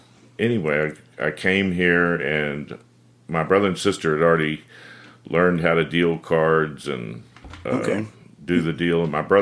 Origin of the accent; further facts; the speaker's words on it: Texas, United States; moved away as an adult; Well, I'm originally from Texas, and I moved here in 1979, and my brother and sister had already been living here.